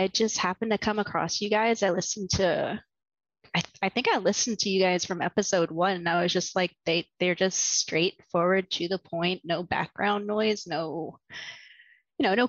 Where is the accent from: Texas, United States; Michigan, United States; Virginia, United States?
Virginia, United States; eastern; moved away as an adult; now in New York, United States; I'm originally from Virginia, the very eastern part of it, around like the Jamestown settlement area, Jamestown, Yorktown, William and Mary, that kind of area